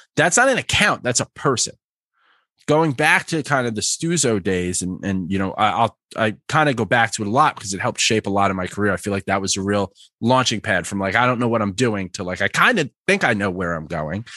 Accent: New York, United States; also born or lived in Philadelphia; born and raised in New York, spent a lot of time in Philly, very northeast

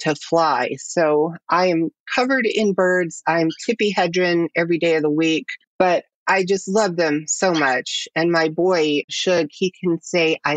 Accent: Nashville, Tennessee, United States; moved away as an adult; now in Los Angeles, United States; I was born in Nashville, Tennessee, to a working class family with not much money in 1971. And I grew up in a fundamentalist Christian cult

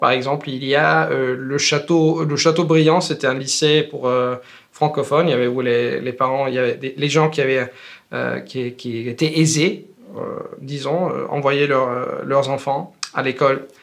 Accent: Italy; French is a second language; je suis italien et je suis prof

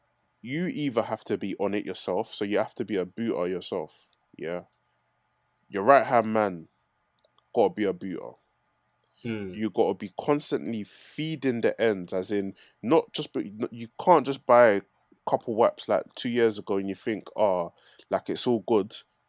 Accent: Newham, London, United Kingdom; I'm from Newham anyway.

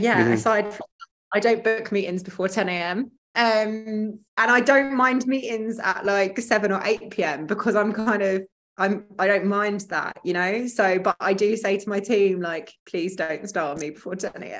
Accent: Frinton-on-Sea, East of England, United Kingdom; accent: not very super strong Essex accent; moved away as an adult; now in Dubai, United Arab Emirates; I'm from Essex. I'm from a place called Frinton-on-Sea in Essex, which is a little seaside town, very picturesque, beach huts, seaside, really, really nice place to grow up.

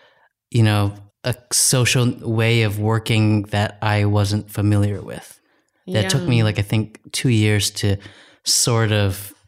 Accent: New Hampshire, United States; moved away; Because I was from New Hampshire.

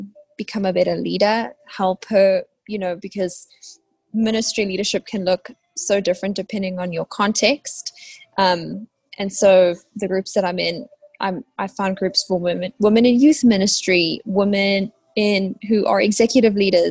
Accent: South Africa; now in Waco, United States; I'm South African, living in Waco, Texas in the US.

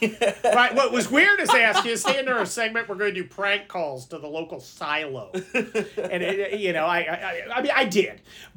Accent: San Mateo, California, United States; I grew up in San Mateo, which is right next to San Francisco.

